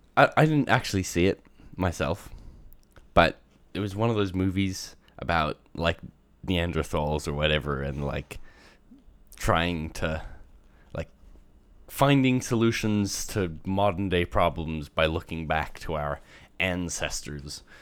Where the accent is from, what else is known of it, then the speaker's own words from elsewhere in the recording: Australia; moved away; growing up in Australia